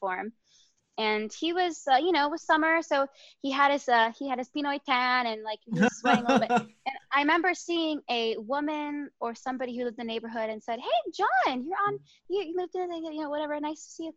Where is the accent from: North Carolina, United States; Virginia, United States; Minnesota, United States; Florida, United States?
North Carolina, United States; also born or lived in San Diego, California; I didn't grow up in Texas, but I grew up in North Carolina